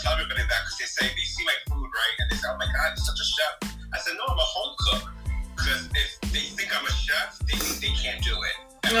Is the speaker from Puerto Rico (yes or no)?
yes; Mayagüez, Puerto Rico; My parents are both mixed. Mm-hmm. You know, I was born in Puerto Rico and Mayagüez, but my father's Puerto Rican and Brazilian, and my mother's Puerto Rican and Sicilian.